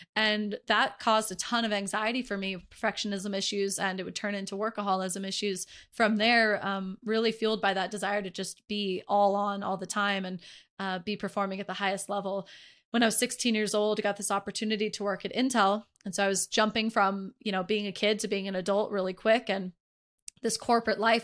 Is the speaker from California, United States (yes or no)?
yes; Northern California, United States; also born or lived in Dallas, Texas; I was born in Dallas, raised in Northern California